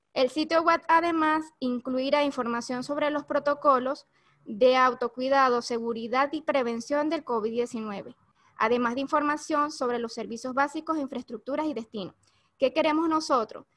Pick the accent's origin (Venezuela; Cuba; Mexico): Venezuela; also born or lived in Caracas; soy de Venezuela, vivo en Caracas